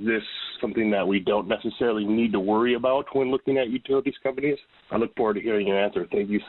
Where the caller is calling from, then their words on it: Minnesota, United States; I'm from Minnesota.